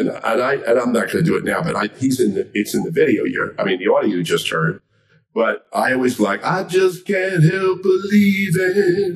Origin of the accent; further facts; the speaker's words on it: Miami, Florida, United States; moved away; I'm from Miami, Florida, originally